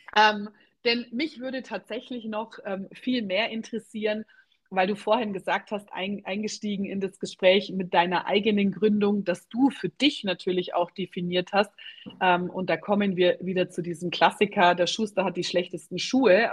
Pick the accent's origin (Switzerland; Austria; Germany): Germany; bei uns in Deutschland